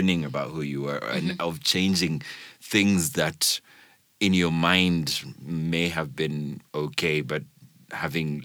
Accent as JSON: {"language": "English", "country": "Kenya", "said": "we're Kenyan"}